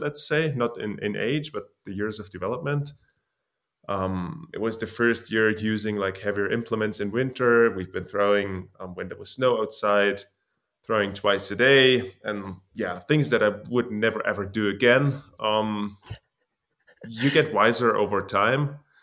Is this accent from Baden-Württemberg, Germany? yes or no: no; Jena, Thuringia, Germany; from Germany, Jena